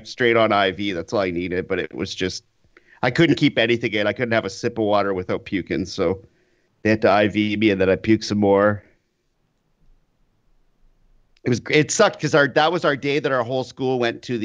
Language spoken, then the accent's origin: English; Canada; I am Canadian